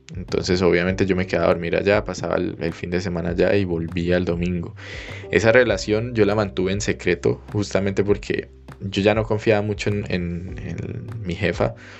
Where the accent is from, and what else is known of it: Colombia; moved away as an adult